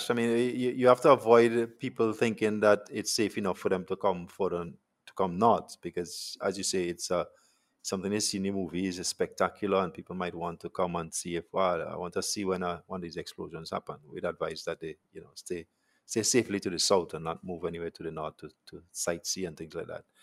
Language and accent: English; Montserrat; So the team, some of this team, I come from Montserrat, um, as well as we have some local people.